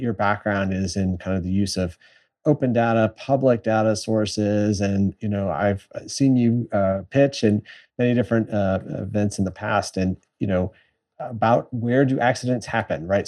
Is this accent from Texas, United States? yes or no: yes; San Antonio, Texas, United States; my hometown in San Antonio